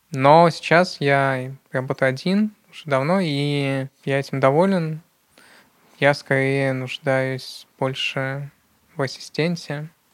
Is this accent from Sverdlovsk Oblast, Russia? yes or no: yes; Yekaterinburg, Sverdlovsk Oblast, Russia; я действительно родился в Екатеринбурге, и в Екатеринбурге действительно довольно активная среда